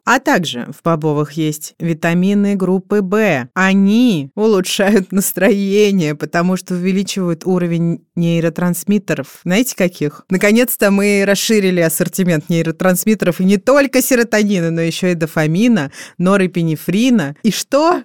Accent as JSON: {"language": "Russian", "region": "Moscow", "country": "Russia", "tie": "born or raised there", "said": "Я родилась в 1986 году в Москве, столице СССР на тот момент."}